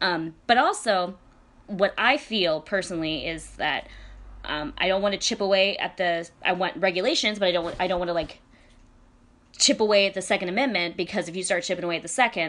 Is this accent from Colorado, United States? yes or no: yes; Aurora, Colorado, United States; moved away; I'm from Denver. I'm from Aurora, Colorado.